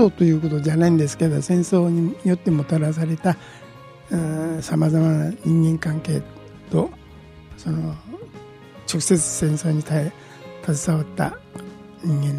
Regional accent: Sendai, Miyagi, Japan; 私は生まれも育ちも学学生生活も全部仙台です

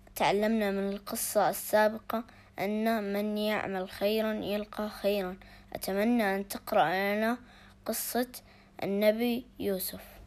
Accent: Jordan; من الأردن

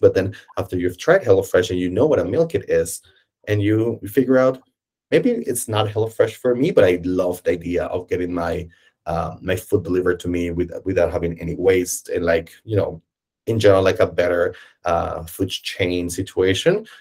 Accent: Colombia; moved away as an adult; now in Berlin, Germany; I'm obviously not from Germany. Uh, I'm from Colombia, uh, and I moved to Germany

